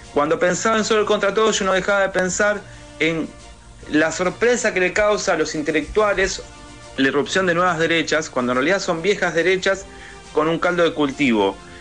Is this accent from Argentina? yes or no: yes; Argentina; acá en Argentina lo tenemos